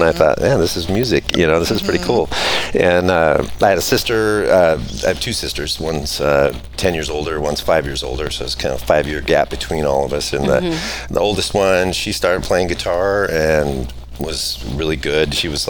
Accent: Colorado, United States; born there; I was born in Colorado

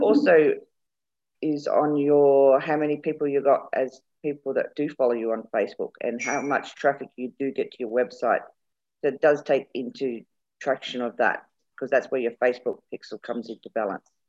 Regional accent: England, United Kingdom; moved away; also born or lived in Birmingham; We're both English

